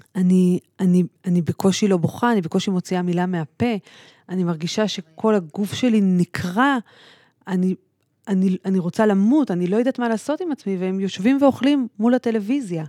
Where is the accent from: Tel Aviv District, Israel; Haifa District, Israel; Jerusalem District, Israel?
Tel Aviv District, Israel; Tel Aviv; אני גדלתי בכלל בתל אביב